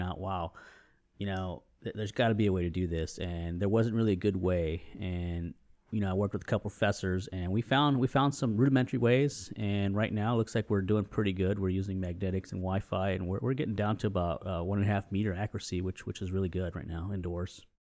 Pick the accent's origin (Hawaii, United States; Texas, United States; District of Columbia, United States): Texas, United States; San Antonio; also born or lived in New England; I grew up here in San Antonio